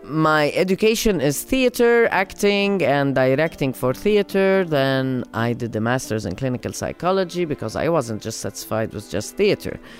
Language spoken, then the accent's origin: English; Lebanon; moved away as an adult; also born or lived in United States; I come back to Lebanon from the States